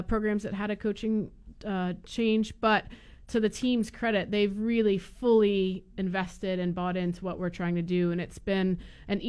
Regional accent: Florida, United States; I'm from Florida

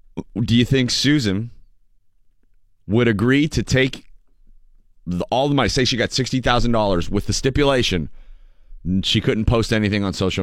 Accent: Erie, Pennsylvania, United States; I grew up in Erie

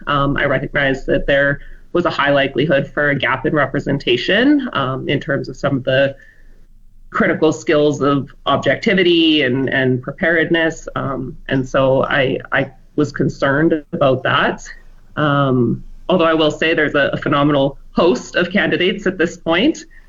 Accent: Medicine Hat, Alberta, Canada; now in Fort McMurray, Canada; I was born and raised in Alberta, but I spent the first 19 years of my life in Medicine Hat, and then I came to Fort McMurray when I was 20

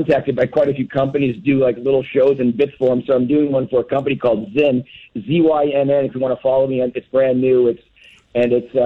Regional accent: Wisconsin, United States; now in Los Angeles, United States; I went to Wisconsin and that's where my hometown is

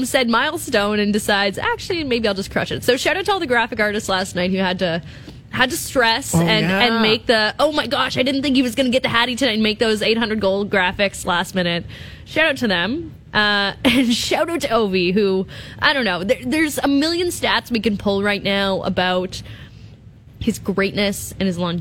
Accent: Thunder Bay, Ontario, Canada; moved away; I'm from Thunder Bay

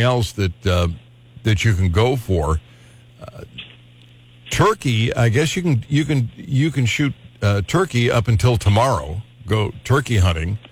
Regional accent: Cleveland, Ohio, United States; when I was a kid growing up in Cleveland

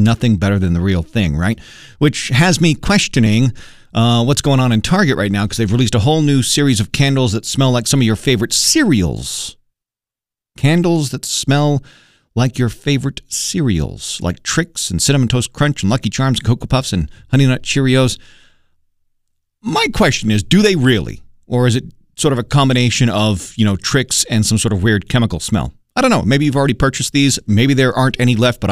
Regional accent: United Kingdom; growing up being British

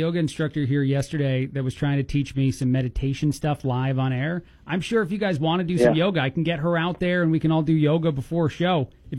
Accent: New Jersey, United States; moved away; I'm from Jersey.

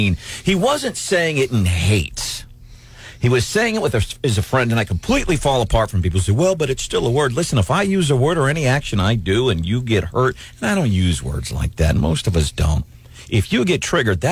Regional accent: St. Louis, Missouri, United States; when I grew up in St. Louis as a kid

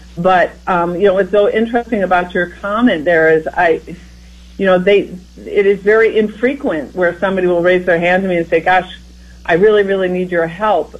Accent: Iowa, United States; as someone who grew up in Iowa myself, you know, I'm from the Midwest and from the heartland

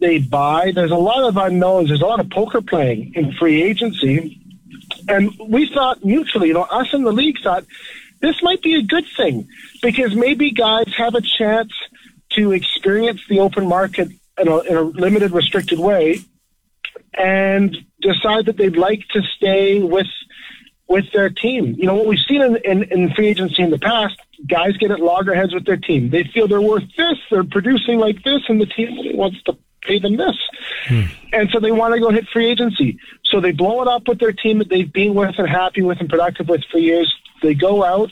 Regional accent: Vancouver, British Columbia, Canada; I grew up in Vancouver, not a big skating city.

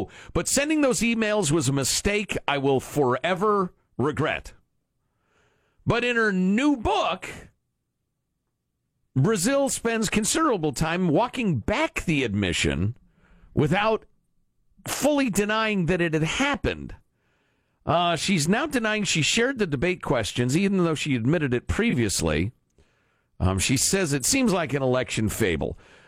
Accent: Midwest, United States; I've talked about this before, being a kid. Growing up in the Midwest, you'd look three backyards over, and there'd be your buddy out helping his dad with the barbecue or something.

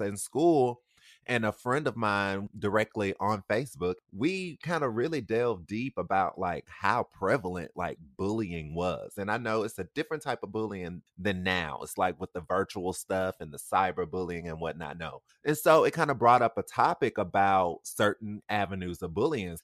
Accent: Mobile, Alabama, United States; my hometown, Mobile

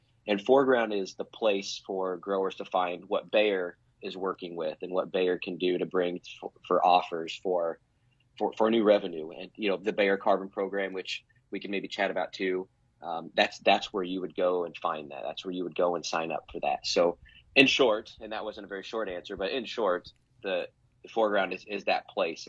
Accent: Nebraska, United States; born and raised in Nebraska, never left

